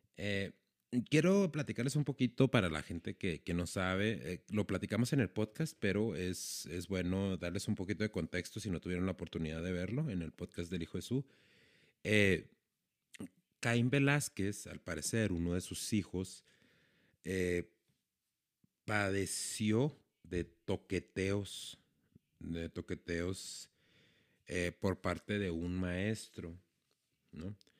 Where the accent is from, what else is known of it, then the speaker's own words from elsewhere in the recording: Ciudad Juárez, Chihuahua, Mexico; estoy en mi ciudad, en donde yo nací, donde crecí, en Ciudad Juárez